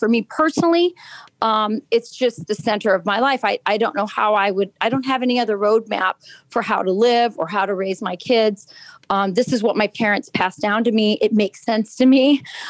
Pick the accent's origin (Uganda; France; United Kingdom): United Kingdom; Lakenheath, East of England; born there; I was born in Laken Heath, England. I'm an Air Force brat.